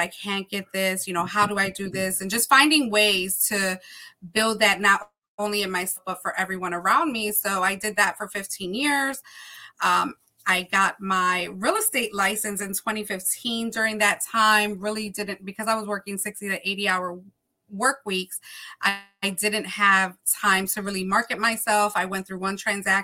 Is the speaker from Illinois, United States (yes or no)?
yes; Chicago, Illinois, United States; now in Philadelphia, United States; I'm originally from Chicago